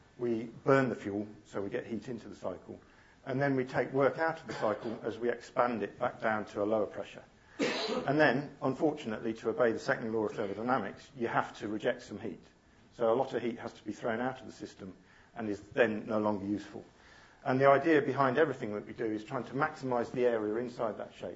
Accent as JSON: {"language": "English", "town": "Coventry", "region": "West Midlands", "country": "United Kingdom", "tie": "born or raised there", "said": "I grew up in Coventry"}